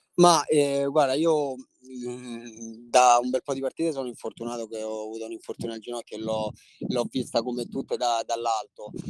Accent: Rome, Lazio, Italy; io sono di Roma, sono nato e cresciuto

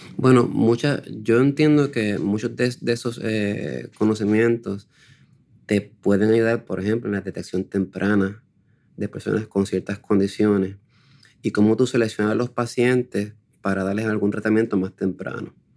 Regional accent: Puerto Rico; En Puerto Rico no somos muchos, somos escasamente unos 20.

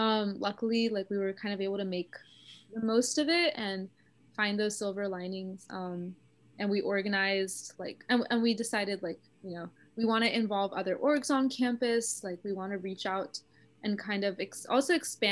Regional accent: South India, India; I'm South Indian and like we celebrate Navratri with Golu

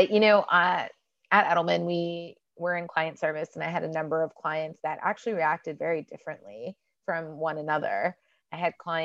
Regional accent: Houston, Texas, United States; also born or lived in Washington, D.C.; now in Dallas, United States; I am originally from Houston, actually, but I spent a lot of my career in Washington, D.C.

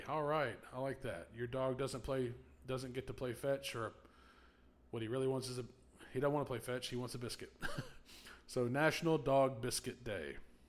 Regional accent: Oxford, United States; growing up in Oxford

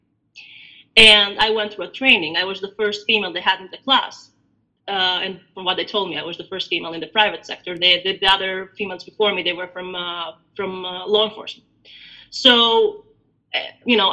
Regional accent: Albania; also born or lived in Greece; now in United States; I was born in Albania, so I'm Albanian. Now I live in the States

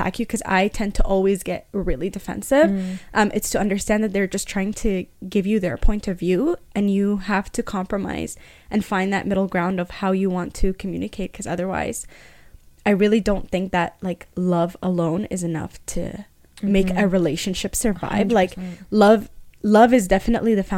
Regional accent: Egypt; me being Egyptian

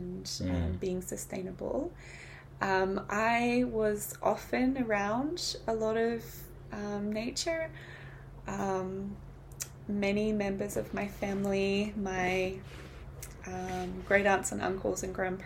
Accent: New Zealand; I'm from New Zealand

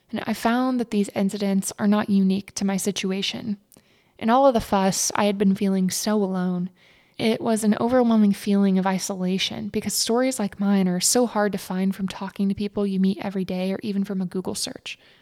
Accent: East Texas, United States; growing up in East Texas.

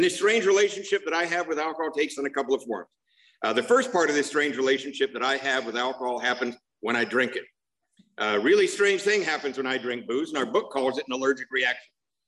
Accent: Covina, California, United States; I'm from Covina, not West Covina. There's a big difference.

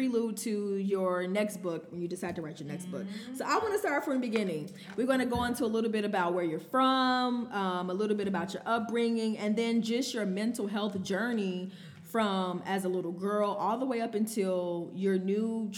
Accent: United States; growing up in Glen Ryan

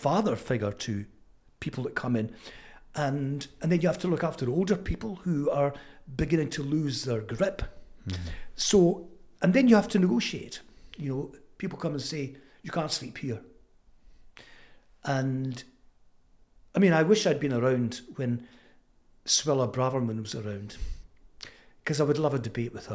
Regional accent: Fife, Scotland, United Kingdom; accent: Fife; moved away as an adult; also born or lived in London; my Fife accent

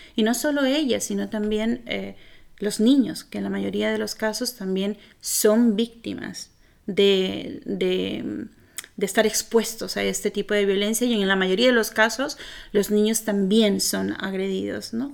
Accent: Peru; moved away; cuando yo vivía en Perú

